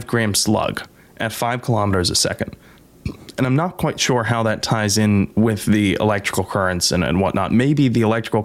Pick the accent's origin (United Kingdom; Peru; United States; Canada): United States; I'm an American